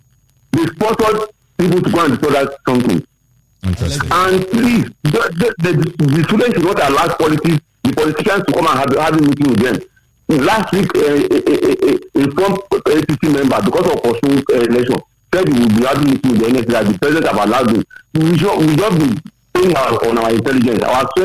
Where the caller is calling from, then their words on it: Ogun State, Nigeria; calling from Ogun State.